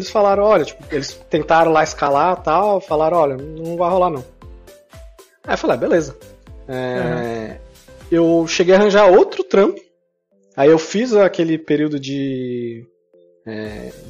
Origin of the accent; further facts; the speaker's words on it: Canada; Vou falar do meu país, que eu posso falar agora, que é meu país. Olha só. Eu sou canadense.